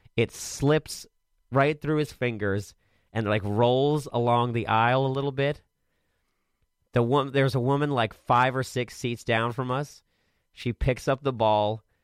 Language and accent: English; Maryland, United States; I'm from Maryland and I live here